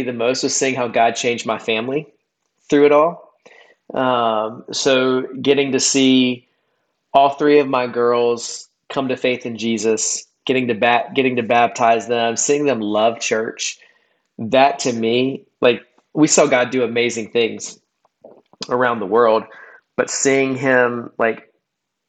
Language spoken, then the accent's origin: English; South Carolina, United States; moved away as an adult; now in Charlotte, United States; I grew up in South Carolina, so lived there for most of my life until I moved to Charlotte 15 years ago